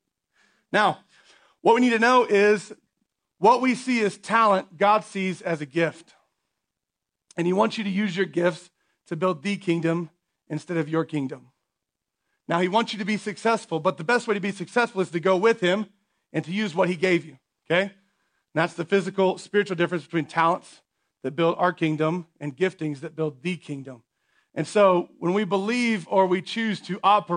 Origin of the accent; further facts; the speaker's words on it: United States; as American people